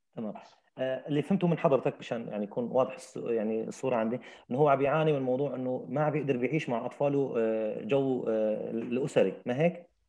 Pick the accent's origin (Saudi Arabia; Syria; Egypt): Syria; accent: Syrian; بلهجتنا السوريه